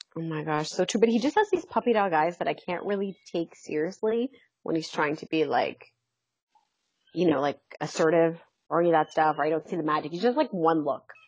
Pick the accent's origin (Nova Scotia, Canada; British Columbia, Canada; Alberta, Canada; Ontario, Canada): Ontario, Canada; London; I'm from London.